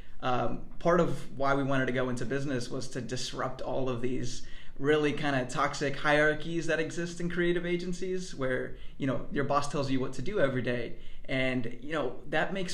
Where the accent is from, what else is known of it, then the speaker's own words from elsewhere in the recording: northwestern New Jersey, United States; also born or lived in Mexico; I'm originally from Mexico. I'm an immigrant. I came to the U.S. When I was 4 years old. And I grew up in northwestern New Jersey